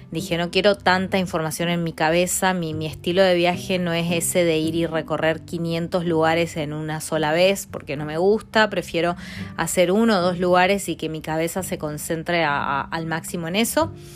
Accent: Argentina; moved away as an adult; also born or lived in Mendoza / Milan, Italy; now in England, United Kingdom; cuando me fui de Argentina

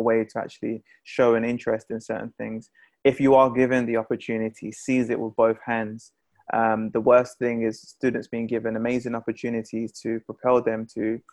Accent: London, United Kingdom; Being a Londoner

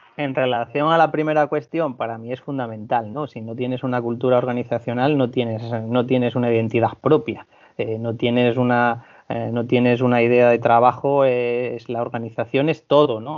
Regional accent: Asturias, Spain; moved away as an adult; also born or lived in Balearic Islands / Canary Islands / Vigo; procedo de Asturias

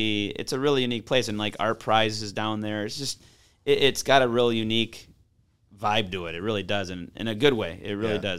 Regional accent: Grosse Pointe, Michigan, United States; now in Grand Rapids, United States; So I'm originally from Grosse Pointe on the east side.

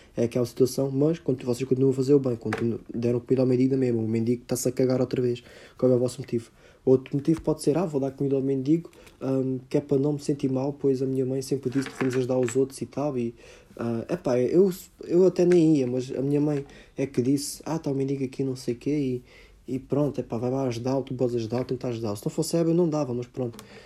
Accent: Portugal; nós como portugueses

